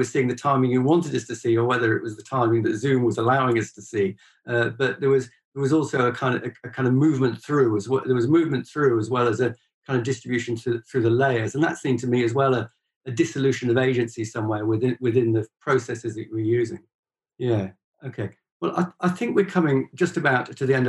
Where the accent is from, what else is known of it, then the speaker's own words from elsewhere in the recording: Northwest Wales, United Kingdom; moved away as an adult; also born or lived in Connacht, Ireland; now in Ireland; I was brought up in Northwest Wales